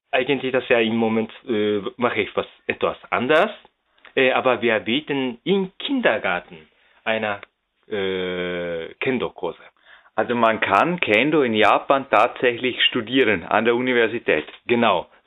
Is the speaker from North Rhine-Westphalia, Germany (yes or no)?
yes; Düsseldorf, North Rhine-Westphalia, Germany; Ja, äh, ich komme aus Düsseldorf in Deutschland.